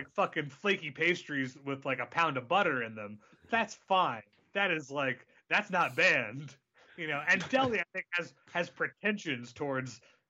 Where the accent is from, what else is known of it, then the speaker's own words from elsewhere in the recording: United States; you and I as Americans